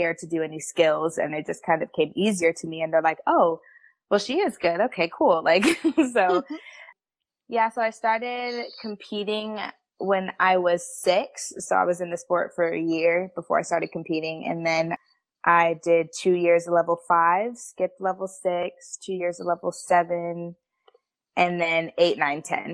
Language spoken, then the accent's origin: English; Central California, United States; moved away as an adult; I am from Central California, so if anybody knows where Fresno or Bakersfield is